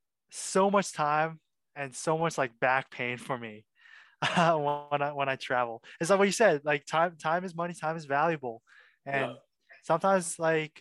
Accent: Wexford, Pennsylvania, United States; also born or lived in Milwaukee, Wisconsin; my family moved to Wexford, which is a suburb just north of Pittsburgh. That's where I consider where I grew up

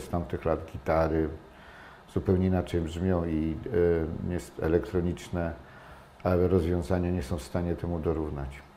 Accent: Toruń, Kuyavian-Pomeranian Voivodeship, Poland; jestem, wychowałem się w Toruniu

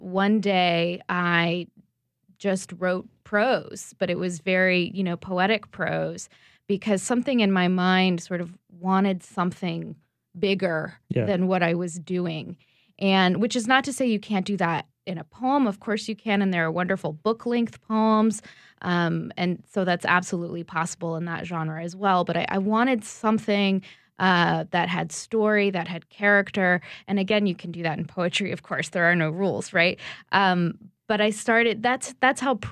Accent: Baton Rouge, Louisiana, United States; now in Conroe, United States; I'm living in East Texas right now, but I grew up in Baton Rouge

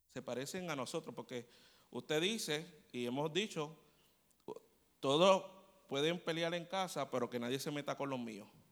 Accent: Puerto Rico; somos los boricuas

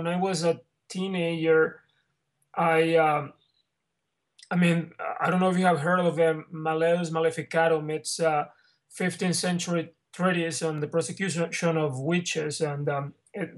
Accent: Mexico; moved away as an adult; now in Santa Monica, United States; I'm from Mexico

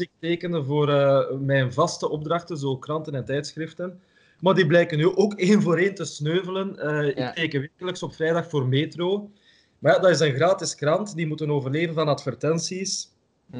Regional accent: Ghent, Flanders, Belgium; ik ben van Gent, ik woon in Gent

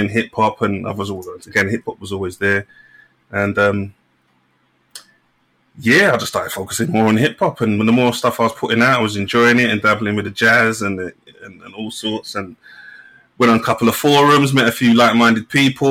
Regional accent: London, United Kingdom; I'm from Hackney originally, from like North One near Dalston and Kingsland Road

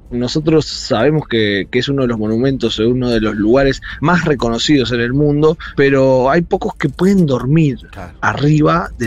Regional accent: Argentina

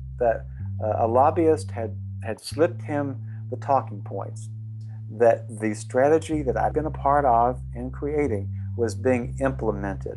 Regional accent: Tennessee, United States; born or raised there

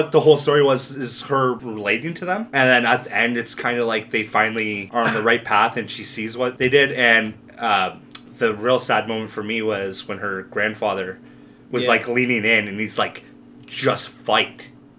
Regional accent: Canada; we're Canadian, so we're lumberjacks and curlers.

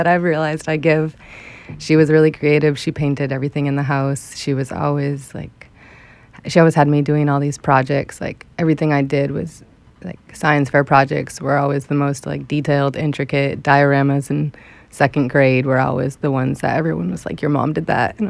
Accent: New Hampshire, United States; moved away as an adult; also born or lived in Boston; my hometown of New Hampshire when I was growing up.

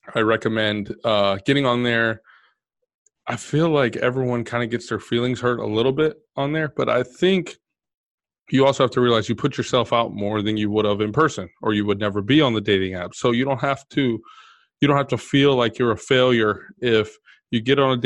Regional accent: Texas, United States; I'm from Texas

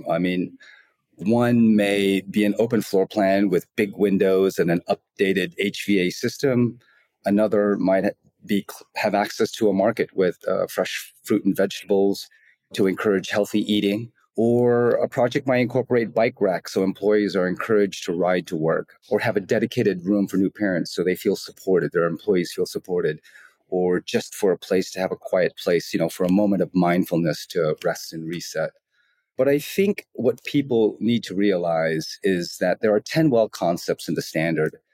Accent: Los Angeles, California, United States; moved away as an adult; now in Asia; the United States, where I'm originally from. I'm from Los Angeles

